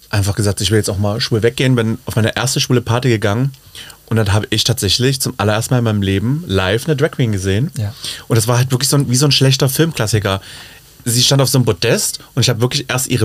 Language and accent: German; Leipzig, Saxony, Germany; Leipzig in meiner Heimat, die mich unter die Fittiche genommen hat, aber mit der Prämisse, ich schmink dich einmal, dann muss es von alleine können.